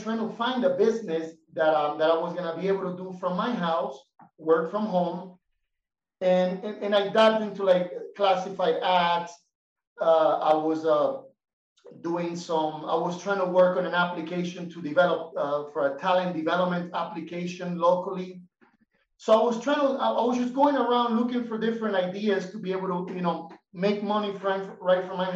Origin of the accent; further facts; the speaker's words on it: Miami, Florida, United States; moved away as an adult; now in Bolivia; I was raised in Miami. I lived in Miami for about 14 years.